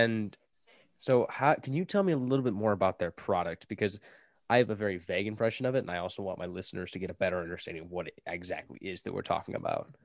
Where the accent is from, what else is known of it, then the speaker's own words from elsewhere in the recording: United States; I'm from America